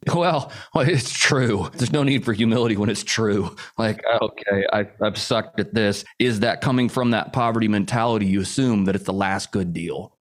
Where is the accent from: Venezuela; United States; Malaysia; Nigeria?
United States; Indianapolis, Indiana; I grew up in the Midwest, Indianapolis, Indiana